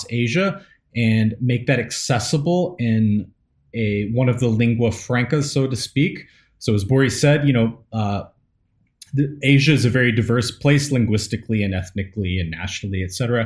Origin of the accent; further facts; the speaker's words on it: Nashville, Tennessee, United States; moved away as an adult; now in Busan, South Korea; I'm from East Tennessee, Appalachia originally. I was born there, grew up primarily around Nashville